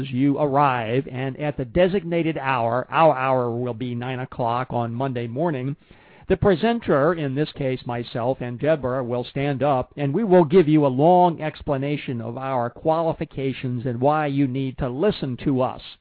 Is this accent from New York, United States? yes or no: yes; Schenectady, New York, United States; also born or lived in Washington, D.C. / Puerto Rico; I was born in Washington, D.C. in 1946. My father was in the military at the time as a major, we then moved to Schenectady, New